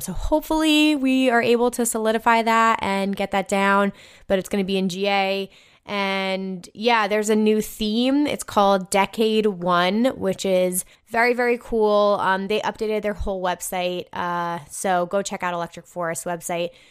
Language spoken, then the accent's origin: English; New York City, New York, United States; it's my hometown festival